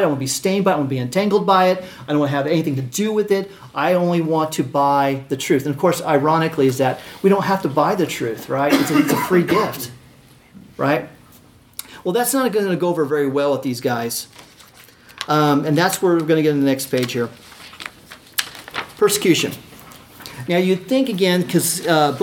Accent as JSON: {"language": "English", "country": "United States", "said": "being American"}